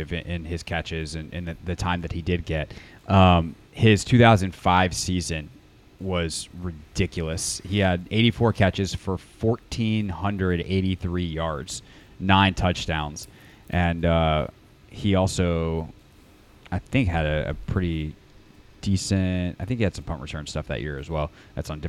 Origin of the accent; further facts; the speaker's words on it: Greenville, South Carolina, United States; growing up in Greenville, South Carolina